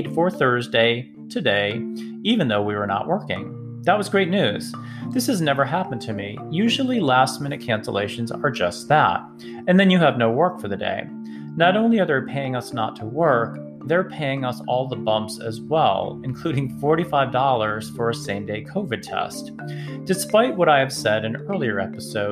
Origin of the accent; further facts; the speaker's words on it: Massachusetts, United States; now in Atlanta, United States; I grew up with these in Massachusetts